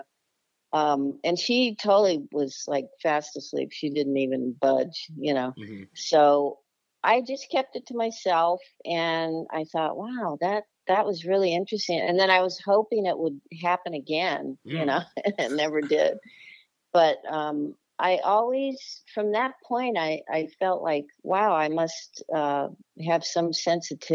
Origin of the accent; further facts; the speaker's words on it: Los Angeles, California, United States; also born or lived in Charlotte area, North Carolina; now in Charlotte, United States; I grew up in the Los Angeles area, California, in the Valley. So I guess I'm a Valley girl, too.